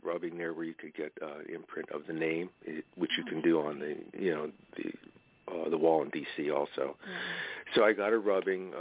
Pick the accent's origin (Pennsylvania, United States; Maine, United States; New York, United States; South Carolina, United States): Pennsylvania, United States; Hazleton; my hometown